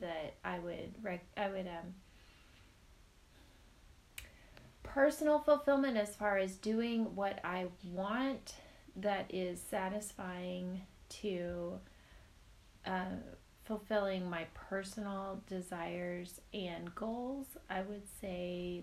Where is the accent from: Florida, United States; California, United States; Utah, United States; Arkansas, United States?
Arkansas, United States; Northwest; also born or lived in Northeast United States; I am from Northwest Arkansas. I lived up in the Northeast for a short time